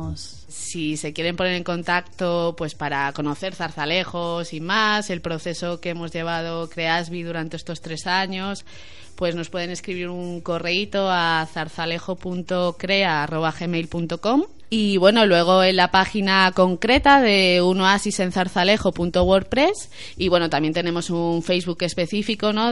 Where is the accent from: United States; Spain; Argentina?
Spain; Madrid, Community of Madrid; yo soy de Tetuán